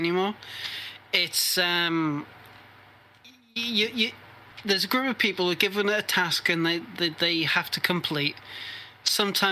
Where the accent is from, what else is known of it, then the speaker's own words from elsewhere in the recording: United Kingdom; I'm British